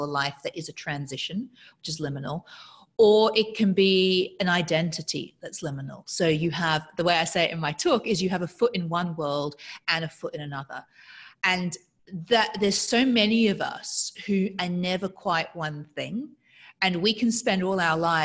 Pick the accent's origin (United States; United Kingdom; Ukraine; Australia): Australia; accent: weird accent; I grew up in Australia with an English father, a Mauritian, French-speaking Mauritian mother in a conservative town in Australia